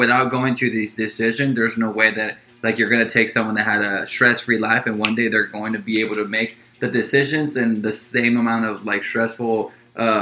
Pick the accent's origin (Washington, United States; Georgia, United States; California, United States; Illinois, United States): California, United States; Los Angeles; I grew up in South Central Los Angeles